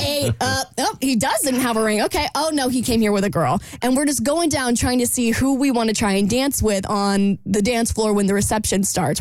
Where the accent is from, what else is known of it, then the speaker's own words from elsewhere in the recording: Jacksonville, Florida, United States; my hometown of Jacksonville